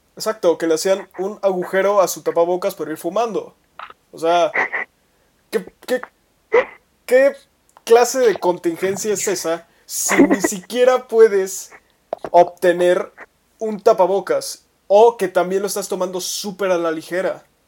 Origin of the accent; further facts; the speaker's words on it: Mexico; como mexicanos